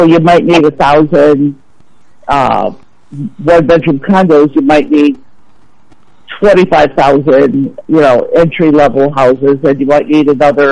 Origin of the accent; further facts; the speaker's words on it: Chicago, Illinois, United States; I grew up in Chicago, loved it